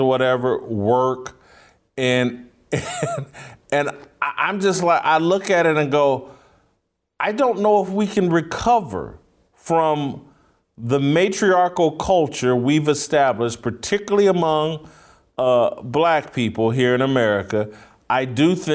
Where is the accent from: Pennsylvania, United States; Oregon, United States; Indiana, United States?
Indiana, United States; Indianapolis; moved away; I'm from Indianapolis, relatively major city, and this weekend, when I was at home in Indianapolis